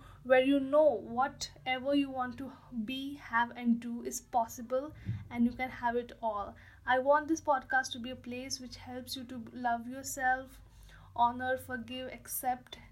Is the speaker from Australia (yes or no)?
no; India